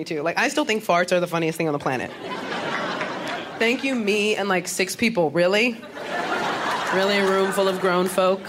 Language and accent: English; New York City, New York, United States; I am a native New Yorker. Yes, that's right. Born and raised in the Bronx, New York.